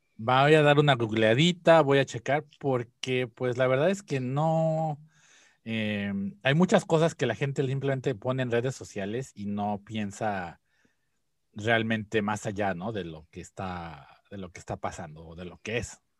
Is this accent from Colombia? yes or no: no; Mexico; now in Japan; desde la perspectiva como mexicano